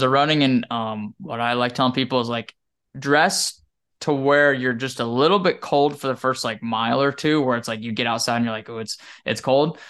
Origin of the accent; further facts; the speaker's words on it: Wyoming, United States; now in Texas, United States; growing up in Wyoming